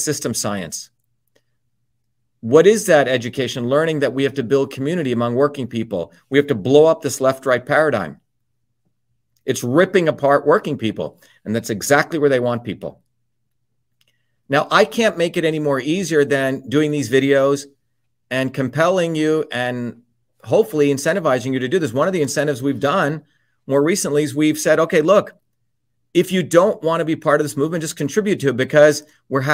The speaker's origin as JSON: {"language": "English", "region": "New Jersey", "country": "United States", "tie": "born or raised there", "also_born_or_lived": "India", "said": "growing up in New Jersey, working class kid"}